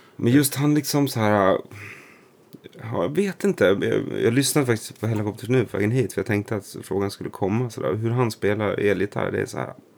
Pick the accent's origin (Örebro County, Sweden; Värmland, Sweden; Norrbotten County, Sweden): Örebro County, Sweden; Nora; also born or lived in Stockholm; i Nora utanför Örebro